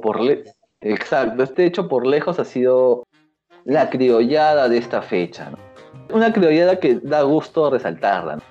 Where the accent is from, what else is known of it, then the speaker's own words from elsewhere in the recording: Lima, Peru; yo soy de Mirones